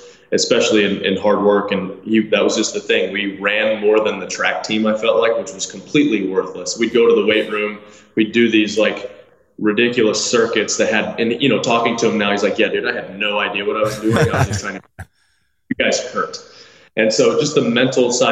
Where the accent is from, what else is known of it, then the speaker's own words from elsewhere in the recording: Tennessee, United States; also born or lived in Michigan; I was born in Michigan. When I was 4 years old, we moved to Tennessee. And so we've lived here since I was 4 years old